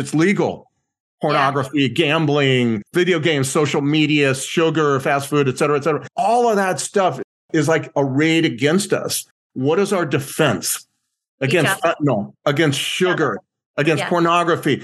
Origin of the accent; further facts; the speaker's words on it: Southern California, United States; growing up in Southern California